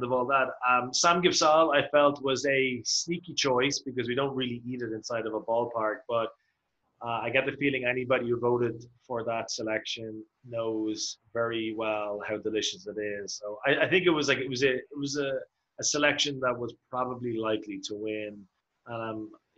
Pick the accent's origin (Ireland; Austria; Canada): Ireland; now in South Korea; As an Irishman